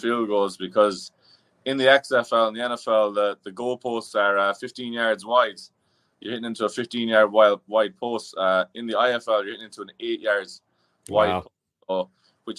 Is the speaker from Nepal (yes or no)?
no; Ireland; moved away as an adult; also born or lived in New York; now in United States; I was born and raised in Ireland